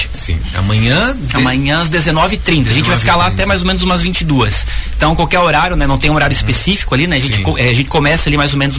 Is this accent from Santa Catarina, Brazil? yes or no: yes; São Francisco do Sul, Santa Catarina, Brazil; Eu sou de São Francisco do Sul, a Bia aqui de Joinville.